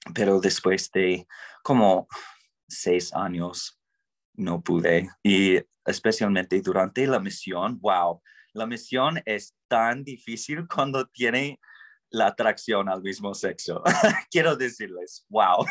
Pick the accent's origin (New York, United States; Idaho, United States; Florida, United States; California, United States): Idaho, United States; Spanish is a second language; crecía en el desierto ahí en Idaho